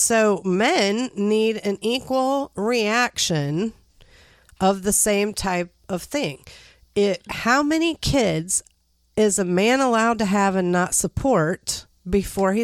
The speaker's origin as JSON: {"language": "English", "country": "United States", "said": "I am an American"}